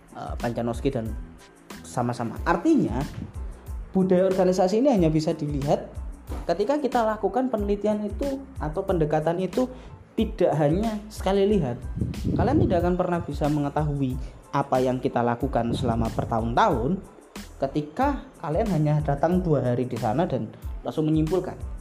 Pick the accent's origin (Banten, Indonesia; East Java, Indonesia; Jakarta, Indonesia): East Java, Indonesia; Surabaya; di kampung saya, di Jawa Timur, di kampung saya, di Surabaya